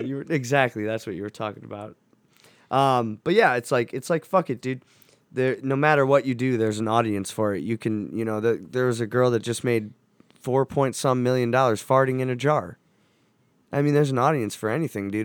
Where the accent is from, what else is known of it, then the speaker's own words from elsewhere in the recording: Cleveland, Ohio, United States; I wanna represent my hometown